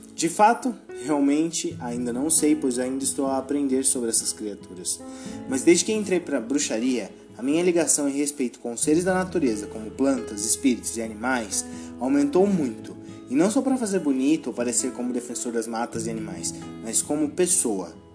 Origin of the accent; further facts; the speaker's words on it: Brazil; eu sou brasileiro